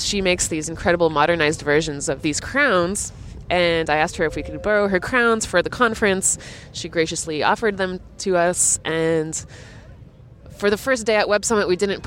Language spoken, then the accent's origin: English; Canada; moved away as an adult; now in Riga, Latvia; born and raised in Canada, but half Latvian and half British by descent